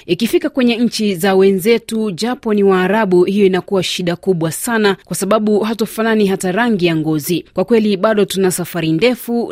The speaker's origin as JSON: {"language": "Swahili", "town": "Kagongwa", "region": "Shinyanga", "country": "Tanzania", "said": "natokea maeneo ya Kagongwa Manispaa kama nchini Tanzania"}